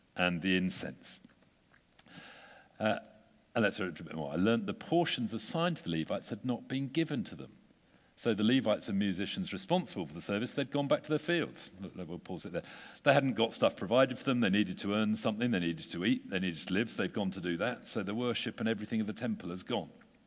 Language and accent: English; United Kingdom; We're British